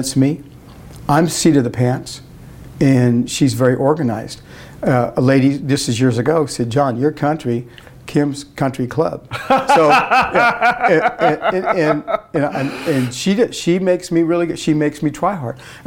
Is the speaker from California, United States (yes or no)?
yes; Arvin, California, United States; I was raised out in Arvin, real close to the Tarver family